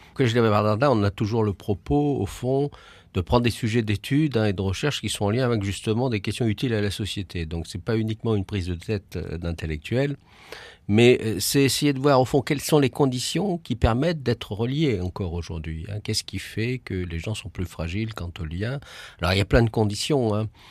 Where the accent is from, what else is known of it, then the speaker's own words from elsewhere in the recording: Paris, Île-de-France, France; je suis parisien